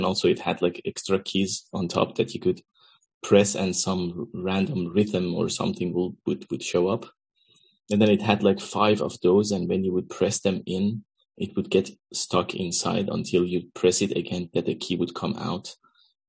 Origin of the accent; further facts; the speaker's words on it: Iran; moved away as an adult; also born or lived in Netherlands; now in Amsterdam, Netherlands; I'm originally from Iran, and I grew up there, and I came to Netherlands around 13 years ago